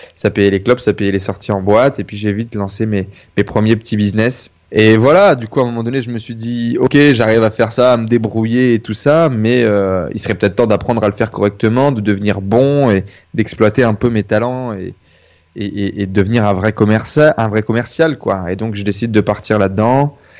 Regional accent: Denain, Hauts-de-France, France; Je viens du nord de la France. Euh, je suis né à côté de, de je, suis né, à Denain, dans une ville qui est plutôt assez pauvre.

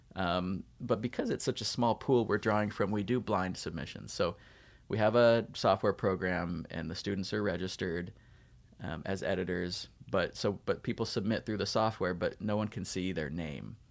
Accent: Davis, California, United States; moved away as an adult; also born or lived in Utah / Provo, Utah / Ohio; I was born in Utah, moved to Southern California, moved to Northern California, graduated from high school in Davis near Sacramento

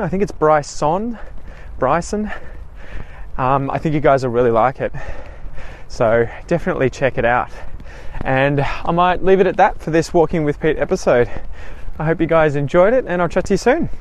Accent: Australia; myself obviously being an Australian

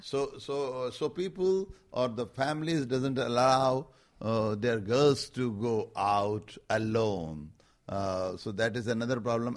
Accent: Rajasthan, India; I am coming from Rajasthan

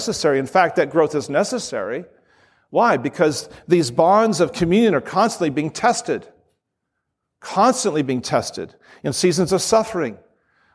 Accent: Southern California, United States; I'm a snowflake from Southern California.

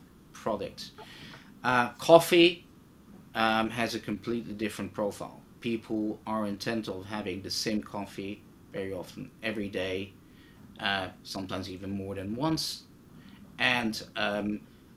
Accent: Netherlands; I grew up in Holland

